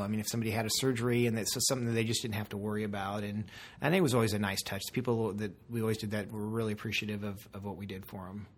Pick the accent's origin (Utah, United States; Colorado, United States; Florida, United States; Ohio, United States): Colorado, United States; Castle Rock; I'm from Colorado. I'm from Castle Rock area